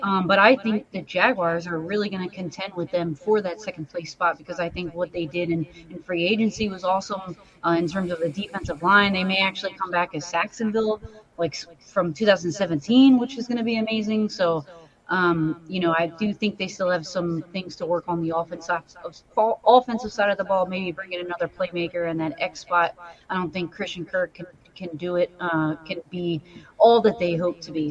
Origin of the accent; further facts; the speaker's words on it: New Jersey, United States; I am from the South Jersey area